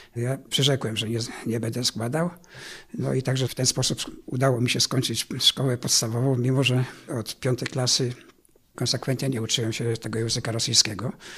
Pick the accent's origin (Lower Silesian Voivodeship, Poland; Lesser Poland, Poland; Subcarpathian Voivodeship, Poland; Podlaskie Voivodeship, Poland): Lower Silesian Voivodeship, Poland; Szczawno-Zdrój; also born or lived in Wałbrzych; Urodziłem się w Szczawnie Zdroju, niespełna 3 lata po zakończeniu II wojny światowej i tam mieszkałem przez pierwsze swoje 13 lat życia